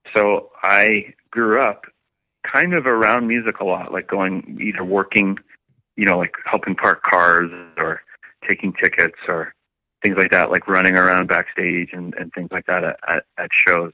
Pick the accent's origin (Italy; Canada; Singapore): Canada; St. Catharines, Ontario; St. Catharines is where myself and Wade and Steele and Jesse, our original drummer, that's where we were all, all born and raised.